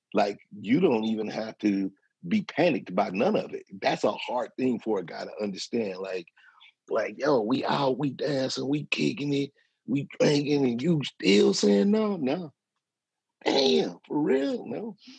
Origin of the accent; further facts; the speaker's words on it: St. Louis, Missouri, United States; I'm from the Midwest. I'm from St. Louis